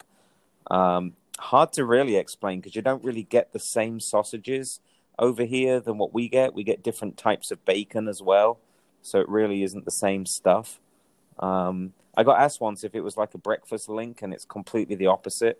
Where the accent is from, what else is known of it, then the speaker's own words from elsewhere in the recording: England, United Kingdom; I am English